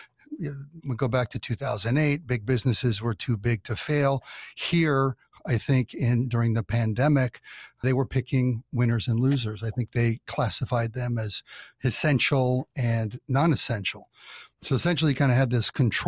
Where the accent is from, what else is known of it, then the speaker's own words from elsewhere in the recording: California, United States; I'm from California, grew up here